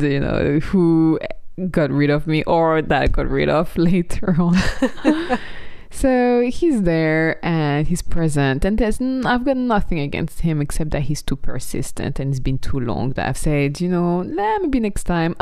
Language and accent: English; Burgundy, Bourgogne-Franche-Comté, France; moved away; also born or lived in Paris / London; my hometown in Burgundy